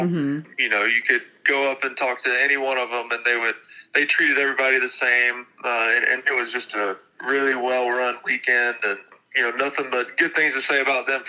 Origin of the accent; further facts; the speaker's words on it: the South, United States; growing up in the South, I never really went out west much.